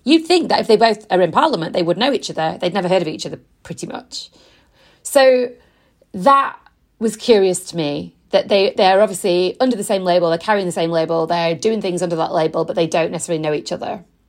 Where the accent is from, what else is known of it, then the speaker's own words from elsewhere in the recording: Yorkshire and the Humber, United Kingdom; now in London, United Kingdom; I'm originally from West Yorkshire